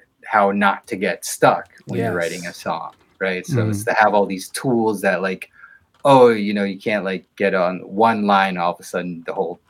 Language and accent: English; Allentown, Pennsylvania, United States; moved away as an adult; also born or lived in Philadelphia; now in Boston, United States; I was born in Allentown, Pennsylvania.